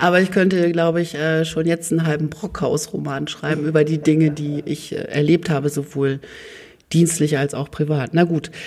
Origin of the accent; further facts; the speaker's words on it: Oldenburg, Lower Saxony, Germany; also born or lived in Hannover; gebürtiger Oldenburger